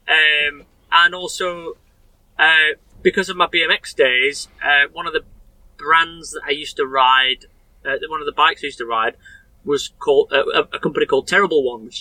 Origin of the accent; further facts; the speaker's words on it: Sheffield, Yorkshire and the Humber, United Kingdom; also born or lived in Rotherham; Born and raised in Sheffield.